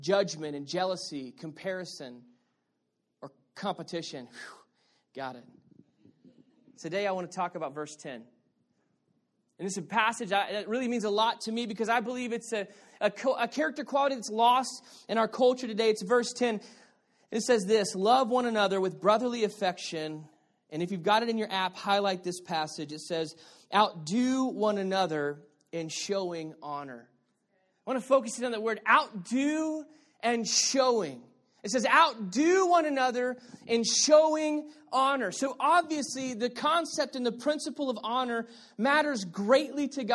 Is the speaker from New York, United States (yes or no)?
no; Texas, United States; moved away; also born or lived in Arizona; I'm from Texas